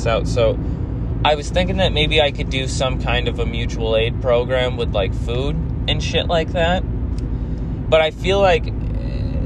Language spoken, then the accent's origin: English; Central New York, United States; It's actually a decently large city that I grew up